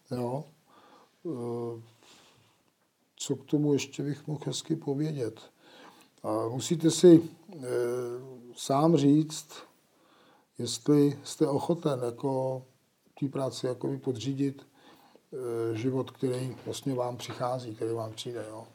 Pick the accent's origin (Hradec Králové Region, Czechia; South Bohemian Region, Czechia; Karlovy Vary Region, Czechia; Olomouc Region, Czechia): Karlovy Vary Region, Czechia; Nejdek; Já jsem eh, z Nejtku, to je u Karlových varů